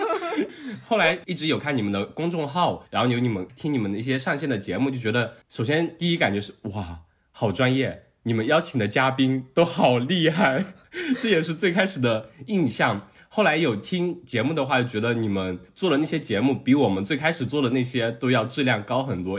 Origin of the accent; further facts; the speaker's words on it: Jiangsu-Zhejiang, China; 比起我们两个江浙人要好很多